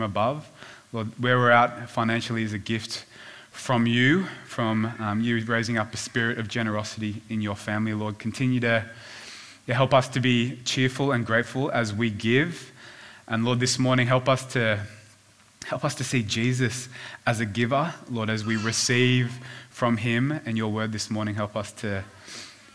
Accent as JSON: {"language": "English", "town": "Sydney", "region": "New South Wales", "country": "Australia", "tie": "born or raised there", "also_born_or_lived": "Korea", "said": "we moved to the Northern Beaches when I was in primary school"}